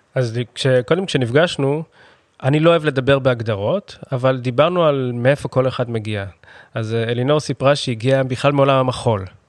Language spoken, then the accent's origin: Hebrew; Holon, Tel Aviv District, Israel; שנינו גדלנו בחולון, גרנו בחולון